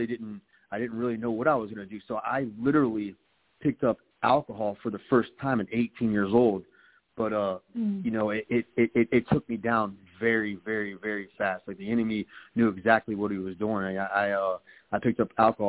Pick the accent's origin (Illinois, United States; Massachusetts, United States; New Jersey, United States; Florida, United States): Florida, United States; Palm Beach County; also born or lived in Jacksonville, Florida; I was born in Jacksonville, Florida, but I was raised right here in Palm Beach County.